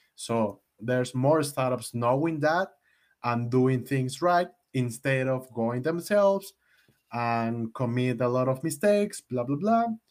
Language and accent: English; Mexico; I'm from Mexico